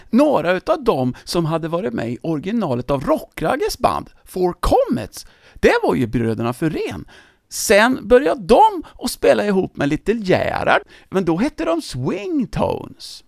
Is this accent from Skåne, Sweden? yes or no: no; Töreboda, Västra Götaland, Sweden; i min hemort Töreboda